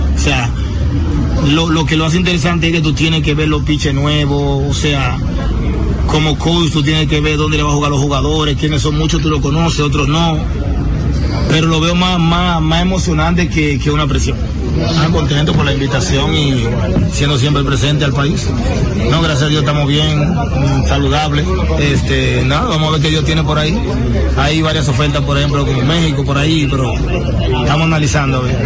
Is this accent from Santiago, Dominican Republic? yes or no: no; San Pedro de Macorís, Dominican Republic; para mí que soy de San Pedro, poder jugar en mi pueblo